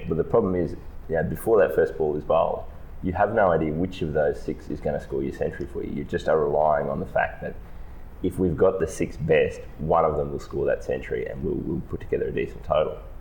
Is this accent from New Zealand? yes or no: no; Australia